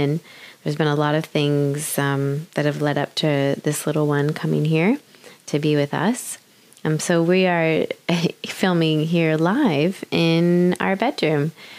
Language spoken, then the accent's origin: English; United States; moved away as an adult; also born or lived in Brisbane, Australia; now in Sunshine Coast, Australia; I was living in Brisbane here in Australia. I'm actually originally from America.